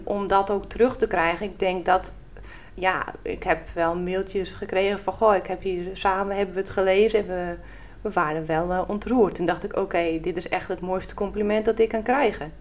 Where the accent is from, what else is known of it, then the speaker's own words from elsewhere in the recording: Friesland, Netherlands; En in Friesland zeggen we dan, nou, van wie bist er